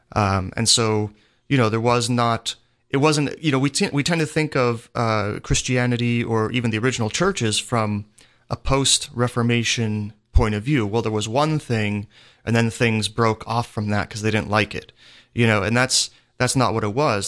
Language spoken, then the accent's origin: English; Pennsylvania, United States; I'm from Pennsylvania